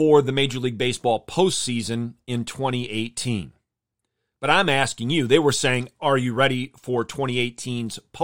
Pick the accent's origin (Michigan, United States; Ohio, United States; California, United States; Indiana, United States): Michigan, United States; I grew up in Michigan